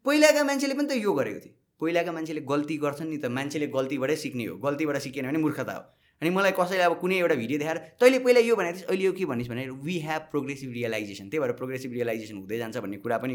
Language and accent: Nepali; Nepal Mandala, Bagmati, Nepal; म यहीँ जन्मिएँ यी हुर्केँ ए नेपाल मण्डलको कुरा गर्छु